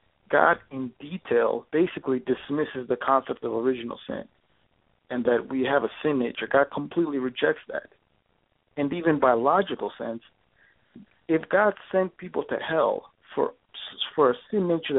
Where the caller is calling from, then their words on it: Minnesota, United States; I'm calling from Minnesota.